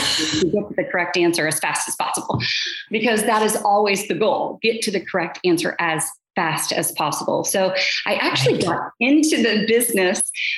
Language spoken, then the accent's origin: English; Atlanta, Georgia, United States; also born or lived in Dayton, Ohio; I was born in Atlanta, Georgia, and I kind of went back and forth from Ohio to Atlanta, because my father worked for NCR.